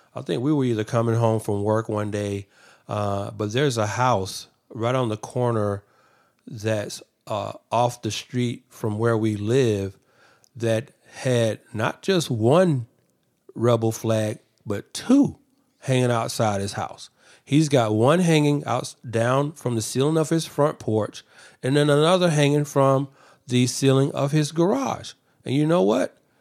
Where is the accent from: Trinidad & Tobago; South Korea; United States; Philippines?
United States; Atlanta, Georgia; I'm from Atlanta.